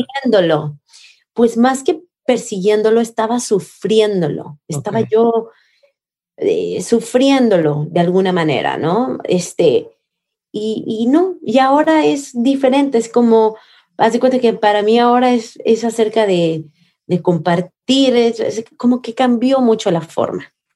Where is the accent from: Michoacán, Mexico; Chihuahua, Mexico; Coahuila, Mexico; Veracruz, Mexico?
Veracruz, Mexico; Coatepec; Veracruz, que es mi pueblo, Coatepec, mi pueblo de donde yo crecí